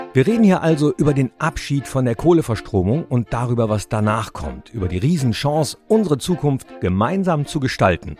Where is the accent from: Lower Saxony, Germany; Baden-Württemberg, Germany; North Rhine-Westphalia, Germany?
North Rhine-Westphalia, Germany; Mönchengladbach; Ich komme aus Mönchengladbach, ich lebe im Rheinischen Revier